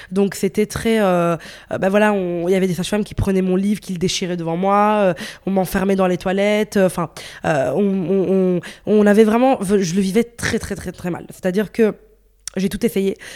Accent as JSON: {"language": "French", "town": "Brussels", "region": "Brussels-Capital Region", "country": "Belgium", "said": "je suis de Bruxelles, donc il peut neiger en mars."}